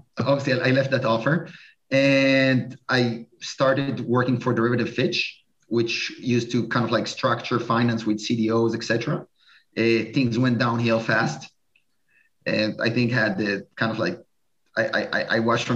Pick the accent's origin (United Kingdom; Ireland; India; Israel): Israel; moved away as an adult; also born or lived in New York; I'm originally from Israel.